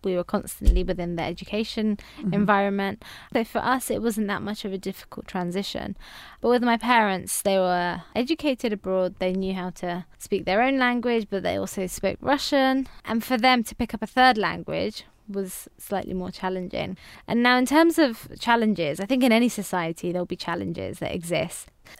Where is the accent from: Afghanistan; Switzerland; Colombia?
Afghanistan; first language Farsi; English is a second language; now in United Kingdom; Now, because I've kept touch of my own language, I can speak my mother tongue, which is Farsi. I've managed to keep in touch with family back home as well. So every time we've gone back to Afghanistan